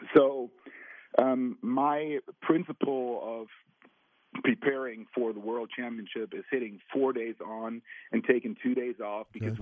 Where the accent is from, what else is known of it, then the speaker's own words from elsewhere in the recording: Germany; I'm from Germany